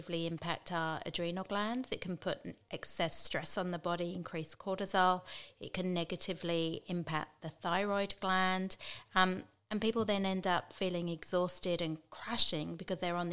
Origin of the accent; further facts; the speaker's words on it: England, United Kingdom; moved away; I'm English